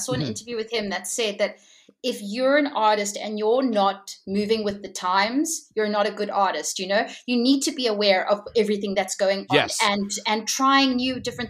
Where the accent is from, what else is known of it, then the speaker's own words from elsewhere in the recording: Hong Kong; also born or lived in Japan; So I grew up in Asia. I grew up in Hong Kong. So I learned a lot there from the music scene there.